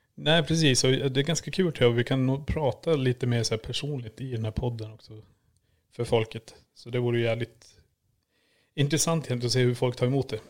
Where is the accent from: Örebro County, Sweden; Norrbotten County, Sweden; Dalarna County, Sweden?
Norrbotten County, Sweden; Kiruna; moved away; född och uppvuxen i Kiruna